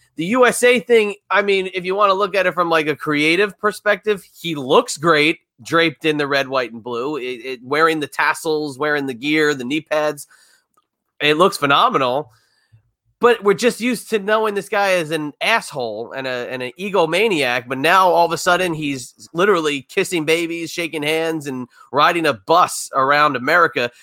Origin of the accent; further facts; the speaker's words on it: New Jersey, United States; I grew up in New Jersey